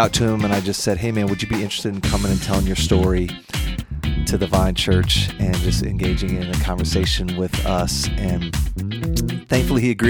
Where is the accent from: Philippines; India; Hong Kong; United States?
United States; Midwest; I'm a small town kid from Midwest, as white bread as it comes